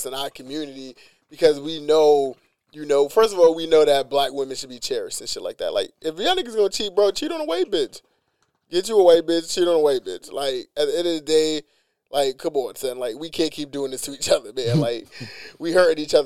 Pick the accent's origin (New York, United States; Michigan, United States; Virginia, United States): New York, United States; New York City; I'm from East New York